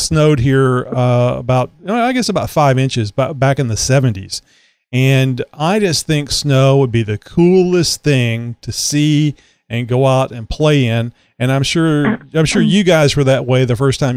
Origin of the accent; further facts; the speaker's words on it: Texas, United States; I'm in Texas. I'm from Texas